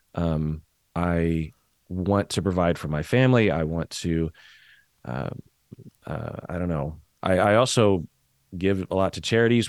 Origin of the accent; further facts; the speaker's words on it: Seattle, Washington, United States; I'm from Seattle